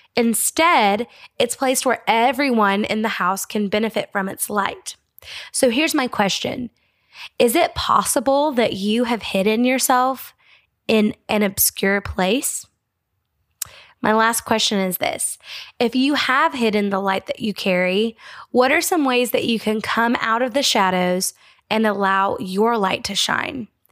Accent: United States; as an American

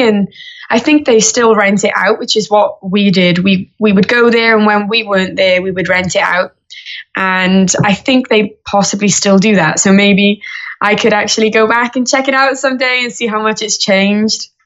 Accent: Wales, United Kingdom; I say from the UK, but I am from Wales

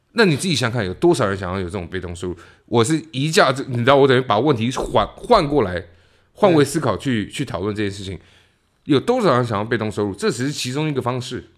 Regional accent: Taiwan; moved away; 台湾的所谓的草莓族

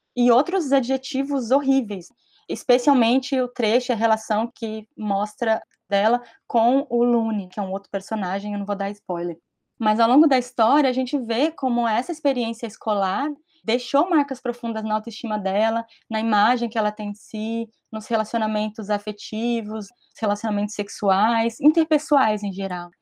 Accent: Brazil; aqui no Brasil, na minha vivência, em muitos lugares onde eu estive, socialmente na escola

